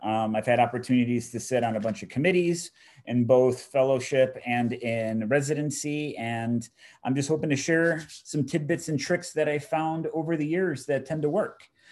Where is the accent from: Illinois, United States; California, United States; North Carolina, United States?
Illinois, United States; Chicago; born and raised in Chicago